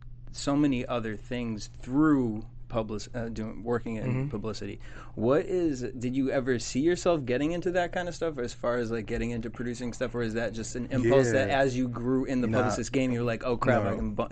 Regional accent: Boston, Massachusetts, United States; also born or lived in four places; Boston. But I think it's I've lived in like four places, so it like mixes

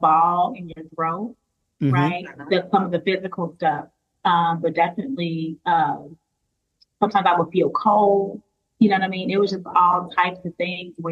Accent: Chicago, Illinois, United States; now in Schaumburg, United States; I'm originally from Chicago.

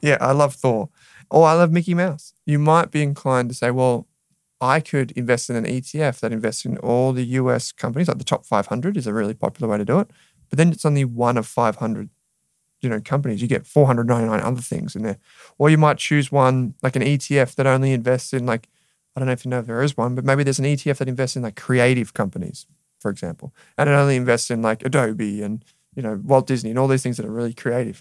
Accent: Australia; we're Australian consumers

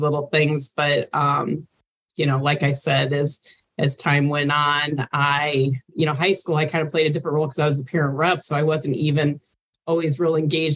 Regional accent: Independence, Iowa, United States; moved away as an adult; also born or lived in Waterloo, Iowa; now in Ames, United States; I came from Independence, Iowa, which wrestling was, you know, kind of the predominant sport there

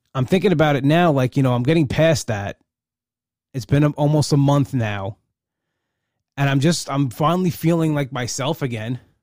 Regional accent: Long Island, New York, United States; I'm from Long Island.

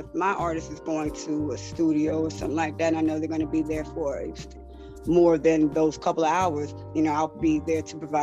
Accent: Florida, United States; moved away as an adult; also born or lived in Atlanta; now in Gwinnett County, United States; I'm from Florida, but I'm here in Atlanta. I moved here in 2016

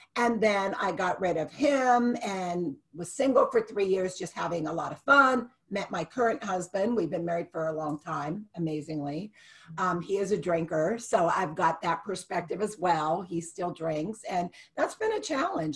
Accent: Youngstown, Ohio, United States; also born or lived in Dallas, Texas / Houston, Texas / Dayton, Ohio; I grew up in Youngstown

